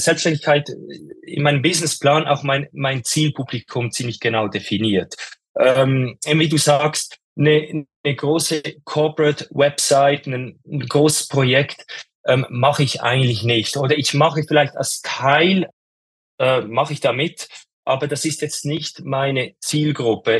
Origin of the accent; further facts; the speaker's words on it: Switzerland; ich komme aus der Schweiz und ich ähm, lebe auch in der Schweiz, in den Bergen